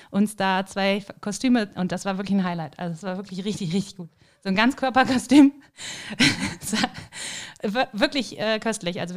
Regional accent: Rhineland, Germany; Und das, ich glaube, das ist was, was man so als Rheinländer als Bezeichnung irgendwie nicht richtig nachvollziehen kann.

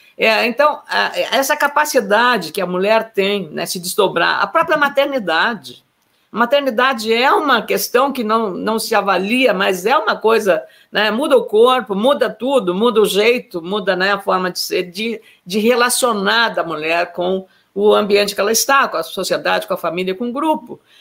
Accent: Lagoa Vermelha, Rio Grande do Sul, Brazil; eu sou a filha mais velha de, de nove irmãos, né? nasci em Lagoa Vermelha, e como eu, quando eu era, digamos, eh, criança, adolescente, eu, eu cuidava dos meus irmãos

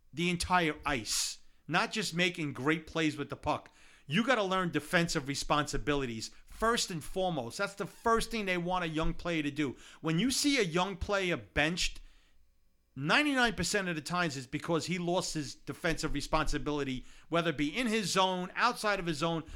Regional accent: Brooklyn, New York, United States; Growing up in Brooklyn. Growing up in Brooklyn, back in, in the, in the, in the eighty, uh, late seventies, early eighties

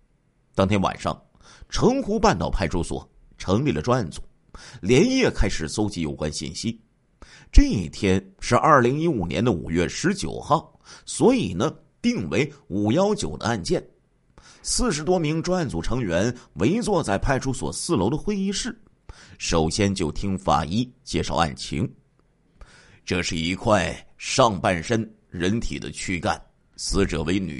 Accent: Liaoning, China; 在我们的家乡辽宁啊，在这个盘锦呢，有著名的稻田的河蟹，特别好吃。

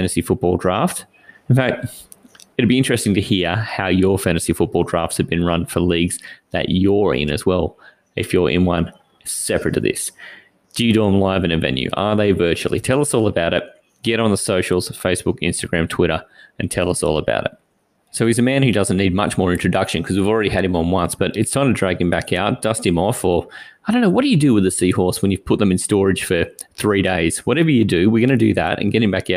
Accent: Australia; we are 16 Aussie guys playing from Australia

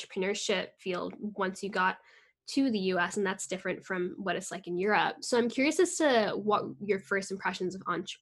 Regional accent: New York, United States; I'm from New York, I've lived my entire life in New York

